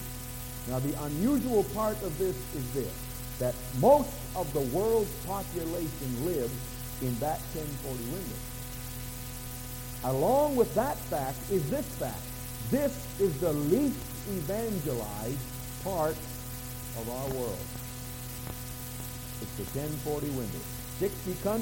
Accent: New Brunswick, Canada; I'm from New Brunswick, right next door.

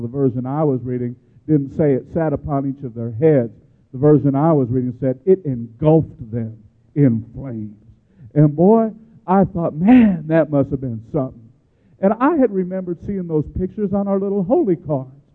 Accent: Chicago, Illinois, United States; I grew up in Chicago, that's a union town

